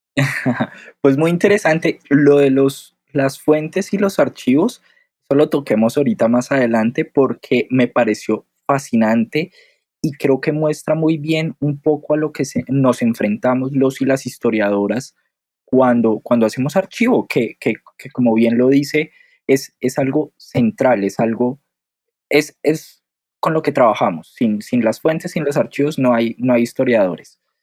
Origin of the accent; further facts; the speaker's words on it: Bogotá, Bogotá Capital District, Colombia; yo soy colombiano, pero soy del interior, soy bogotano